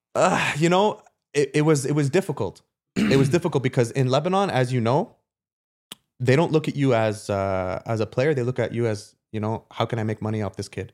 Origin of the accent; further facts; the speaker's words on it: Canada; moved away as an adult; also born or lived in Germany; I'm coming from Canada to Germany